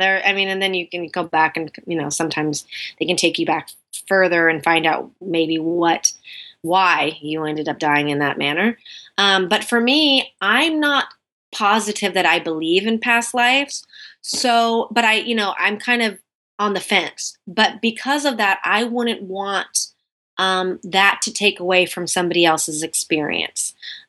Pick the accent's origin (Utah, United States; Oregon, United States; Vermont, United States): Oregon, United States; My mom, even actually, when she was visiting me in Sumter, cause I'm from Oregon, she was visiting me in Sumter while we were shooting